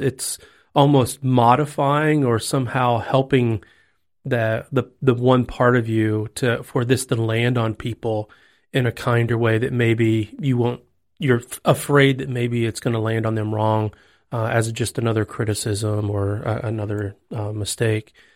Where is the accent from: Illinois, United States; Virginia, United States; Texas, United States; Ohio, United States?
Texas, United States; now in Tennessee, United States; I'm a Texan